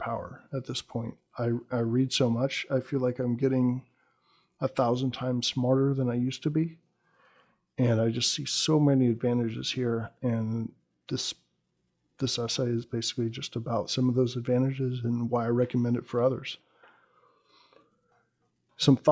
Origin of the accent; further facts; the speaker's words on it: United States; as an American